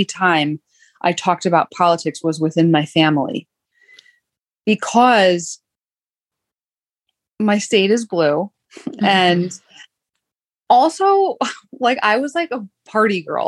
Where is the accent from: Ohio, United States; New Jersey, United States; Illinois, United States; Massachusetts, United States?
New Jersey, United States; Jersey Shore; I grew up like an hour outside of New York City on the Jersey Shore area